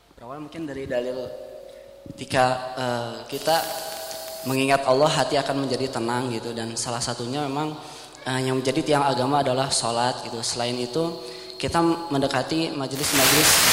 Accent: Bandung, West Java, Indonesia; saya dari Bandung

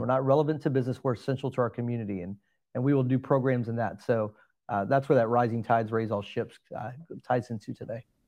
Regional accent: Alvin, Texas, United States; also born or lived in Pearland, Texas; I grew up in the Alvin area, so did not grow up in Pearland, Texas

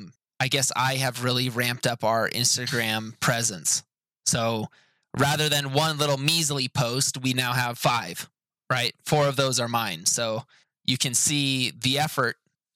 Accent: India; I am from India.

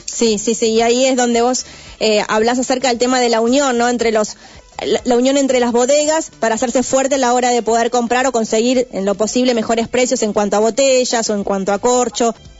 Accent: Buenos Aires, Argentina; yo soy porteña

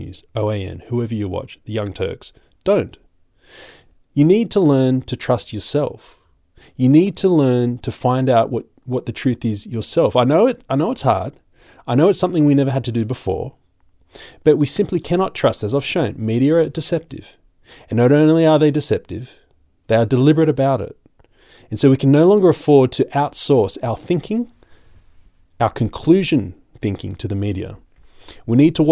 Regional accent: Australia; I'm just an Aussie

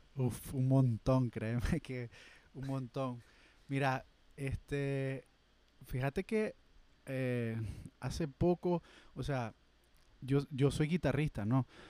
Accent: Matagalpa, Nicaragua; moved away as an adult; now in Managua, Nicaragua; yo soy de Matagalpa

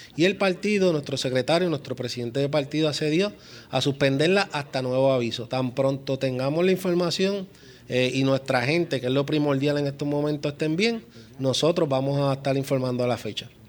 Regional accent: Puerto Rico; como puertorriqueños

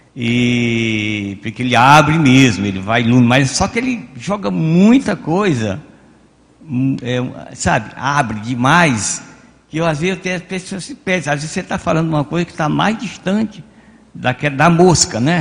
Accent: the interior of the Northeast, Northeast Brazil, Brazil; moved away; palavras que eu ouvi quando era criança, lá no meu interior. Eu digo, mas para meu interior, lá no Nordeste

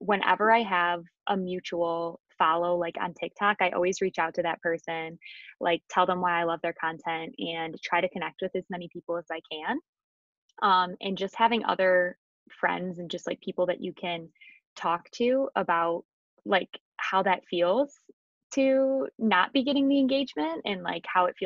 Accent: Michigan, United States; moved away as an adult; also born or lived in Cleveland, Ohio; I'm originally from Michigan, and then I went to U of M, and then I moved down to Cleveland

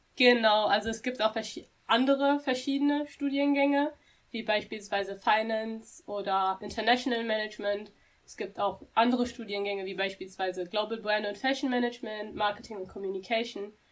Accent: Dortmund, North Rhine-Westphalia, Germany; ich bin eine wahre Dortmunderin, ich bin hier geboren, ich bin hier auch aufgewachsen.

